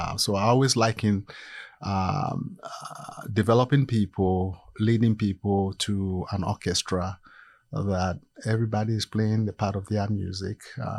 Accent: Ghana; moved away as an adult; also born or lived in Iowa / Virginia / Florida; now in United States; No, originally I'm from Ghana, West Africa.

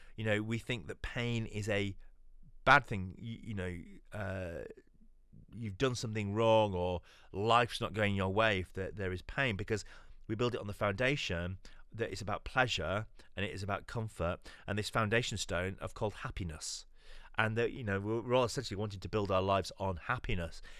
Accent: London, United Kingdom; I'm from East London. I lead a church over here in East London

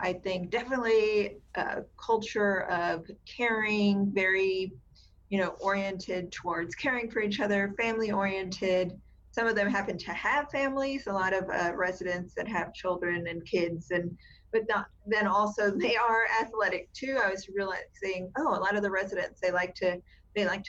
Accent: South Texas, United States; now in San Antonio, United States; I grew up in South Texas, more South Texas. So on the border region with Mexico

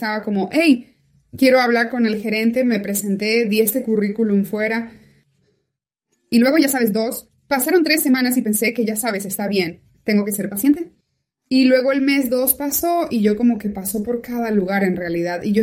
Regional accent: Kalax, Sweden; born there; also born or lived in Norway; No perdieron de vista a Suecia. Esa fue la primera parada. Y allí nací yo, en Kalax, Suecia.

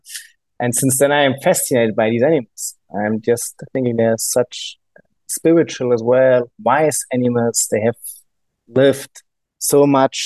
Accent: Germany; English is a second language; maybe you got noticed my accent. I'm from Germany, from a landlocked part in Germany. So there's no sea around my town where I'm coming from.

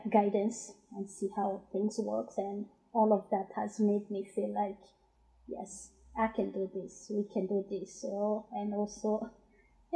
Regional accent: Burundi; first language Kirundi; English is a second language; also born or lived in Democratic Republic of the Congo / London; now in Glasgow, United Kingdom; I'm originally from Burundi, and yeah, I've been in Glasgow for almost 17 years

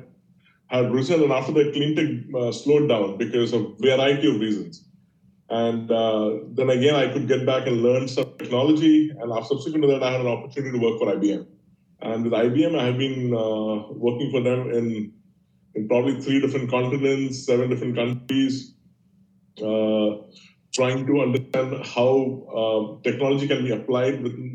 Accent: India; I grew up in India.

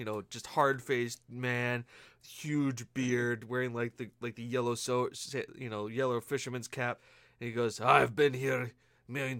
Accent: United States; being an American

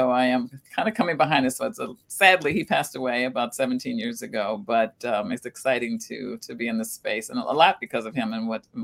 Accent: Minneapolis, Minnesota, United States; also born or lived in St. Louis, Missouri; I actually grew up in the Twin Cities. I moved here from St. Louis, Missouri, I'm a North Sider. I'm from the North Side. I attended Marshall University High School

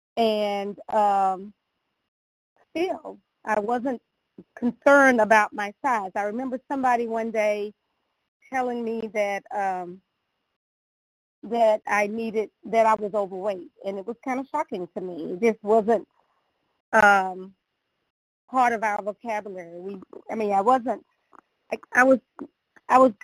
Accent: the South, United States; growing up in the South

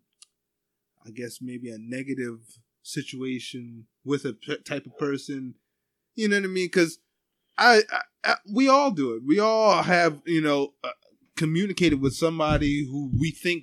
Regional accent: Ephrata, Pennsylvania, United States; I grew up in Ephrata

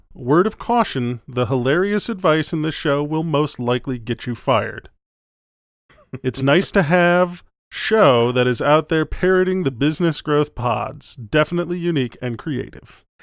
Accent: Wisconsin, United States; moved away; I'm originally from Wisconsin

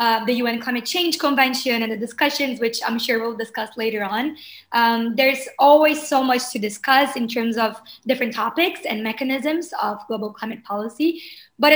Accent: Porto Alegre, Rio Grande do Sul, Brazil; moved away as an adult; now in Rio de Janeiro, Brazil; I am from Brazil, born and raised in Porto Alegre, which is a city in the south of Brazil.

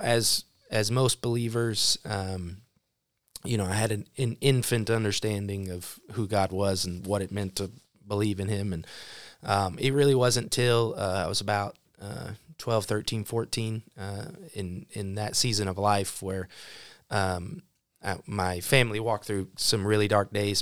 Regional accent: Broken Arrow, Oklahoma, United States; moved away; also born or lived in Neosho, Missouri; Broken Arrow, Oklahoma home, which is a suburb of Tulsa. Um, I was born there

